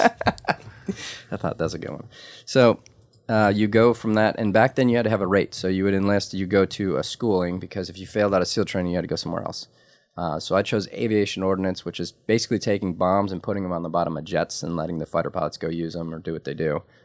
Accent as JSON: {"language": "English", "town": "Detroit", "region": "Michigan", "country": "United States", "tie": "born or raised there", "said": "I was legitimately born in Detroit in the heart"}